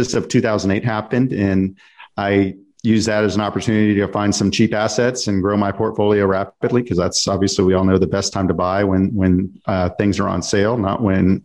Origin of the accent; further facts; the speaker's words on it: Dallas, Texas, United States; I'm from Dallas-Fort Worth